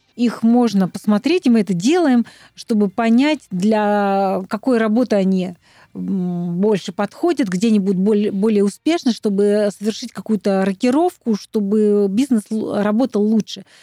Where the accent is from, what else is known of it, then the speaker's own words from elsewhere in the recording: Altai Krai, Russia; now in Moscow, Russia; я с Алтая